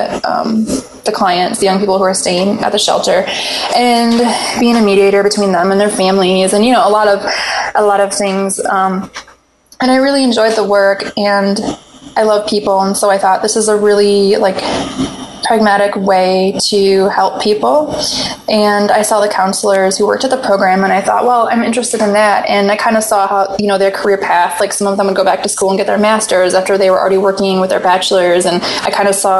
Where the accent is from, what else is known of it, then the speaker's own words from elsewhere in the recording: Michigan, United States; I grew up in Michigan